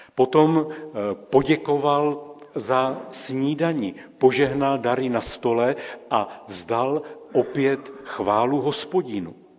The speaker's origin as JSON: {"language": "Czech", "country": "Czechia", "said": "A my Češi"}